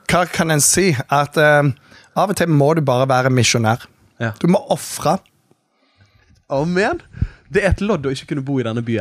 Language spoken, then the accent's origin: Norwegian; Bergen, Vestland, Norway; born there; Du, jeg er født i Bergen, og ja.